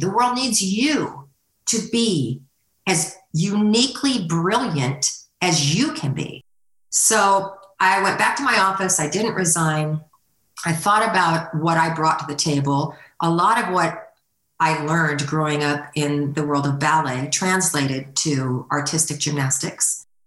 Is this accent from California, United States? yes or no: yes; California, United States; moved away as an adult; now in Northwest Arkansas, United States; I grew up in California